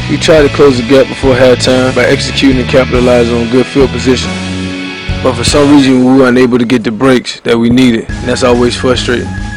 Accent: Orangeburg, South Carolina, United States; moved away as an adult; now in Washington, D.C., United States; I'm from Orangeburg. I know a lot of the guys when I go home.

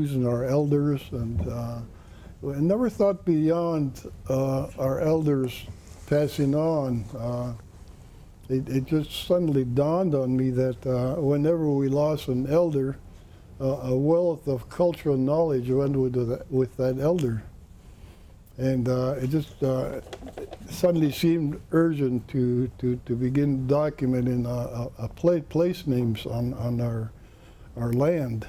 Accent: Kake, Alaska, United States; also born or lived in Hoonah; I was born and raised in Kik, which is located on the southwest side of Kuprinav Island, but my traditional homeland is Huna

